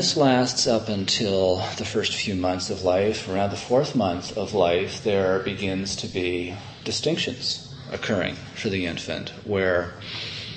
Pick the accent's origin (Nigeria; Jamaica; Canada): Canada; moved away; as a Canadian